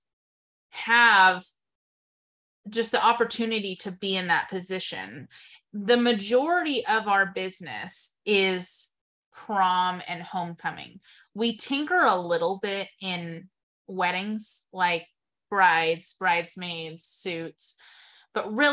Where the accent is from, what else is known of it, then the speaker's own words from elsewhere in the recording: Texas, United States; moved away as an adult; also born or lived in Waco, Texas; now in Wichita, United States; I moved here from Texas, and I had only lived in Texas